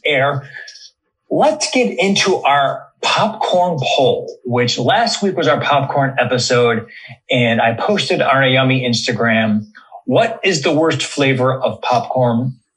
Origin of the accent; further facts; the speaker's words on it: Cleveland, Ohio, United States; moved away as an adult; also born or lived in Chicago; we grew up together in Cleveland